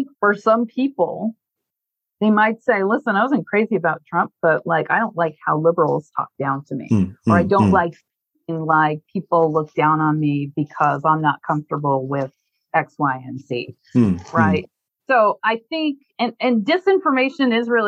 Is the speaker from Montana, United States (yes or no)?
yes; Montana, United States; I'm from Montana, which is a more conservative state